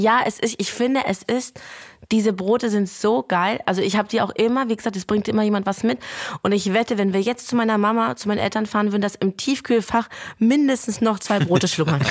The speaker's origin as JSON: {"language": "German", "country": "Germany", "tie": "born or raised there", "also_born_or_lived": "Lithuania", "said": "ich bin in Deutschland geboren. Ja. Und ich habe bis zur achten Klasse ähm, jeden Sommer in Litauen verbracht"}